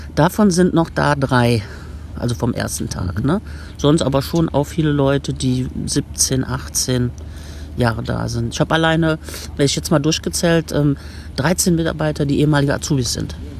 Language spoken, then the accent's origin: German; Aachen, North Rhine-Westphalia, Germany; moved away as an adult; also born or lived in Cologne; ich würde den Laden meiner Eltern übernehmen in Aachen